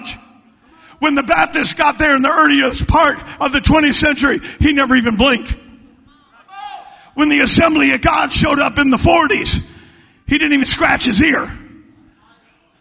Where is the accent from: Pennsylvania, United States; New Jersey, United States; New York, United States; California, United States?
California, United States; moved away as an adult; also born or lived in Washington; I'm from California.